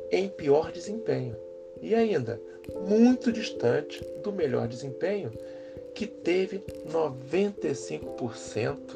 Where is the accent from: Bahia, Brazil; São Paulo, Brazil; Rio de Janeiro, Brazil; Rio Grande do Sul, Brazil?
Rio de Janeiro, Brazil; sou carioca, tenho 57 anos e estudei português e literaturas na UFRJ